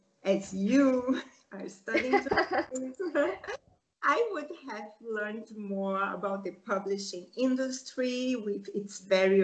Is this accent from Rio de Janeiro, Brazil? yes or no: yes; Rio de Janeiro, Brazil; English is a second language; now in Spain; I grew up in Rio de Janeiro, Brazil